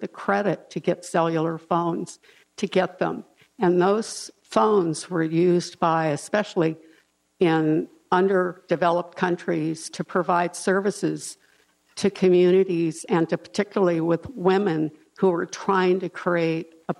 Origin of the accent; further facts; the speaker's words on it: Los Angeles, California, United States; I grew up in South Central